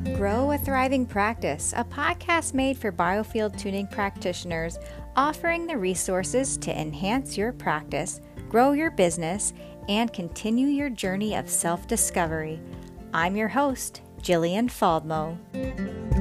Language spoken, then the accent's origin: English; Delaware, United States; I grew up in Delaware